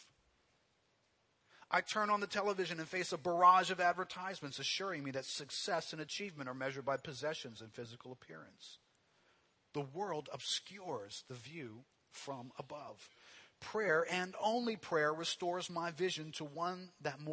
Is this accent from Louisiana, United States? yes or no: yes; New Orleans, Louisiana, United States; growing up here in New Orleans